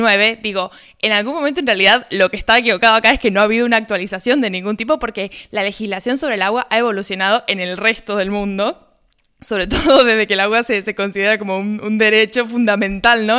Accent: Argentina

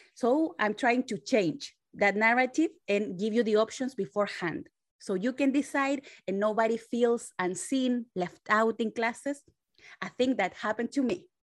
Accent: Chile; now in San Francisco, United States; I was made in Chile. Now I live in San Francisco, California. So I'm Latina

